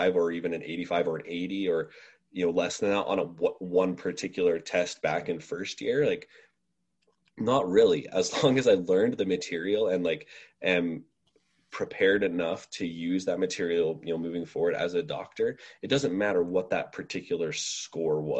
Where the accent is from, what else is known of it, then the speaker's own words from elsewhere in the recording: Utah, United States; I'm from Utah originally